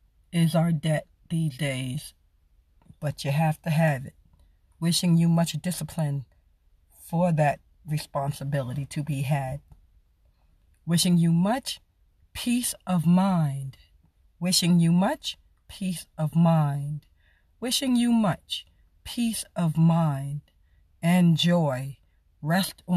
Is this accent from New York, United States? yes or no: yes; New York City, New York, United States; now in Arizona, United States; Originally born and raised South Jamaica, Queens, New York City